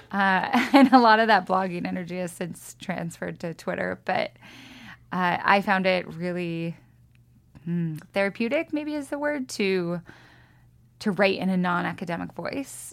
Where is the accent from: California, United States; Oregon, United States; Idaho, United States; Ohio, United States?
Idaho, United States; Lewiston; also born or lived in Austin, Texas; now in Missoula, United States; I grew up in Lewiston